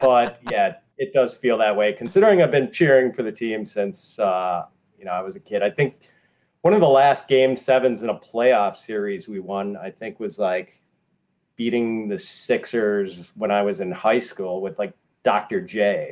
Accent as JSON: {"language": "English", "town": "Milwaukee", "region": "Wisconsin", "country": "United States", "moved": "yes", "lives_now": "Chicago, United States", "said": "I'm from Milwaukee originally"}